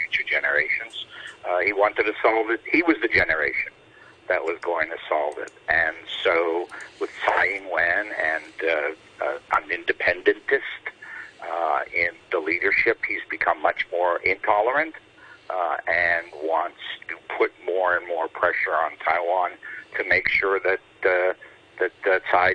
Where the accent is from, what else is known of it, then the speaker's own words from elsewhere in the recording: Canada; as a Canadian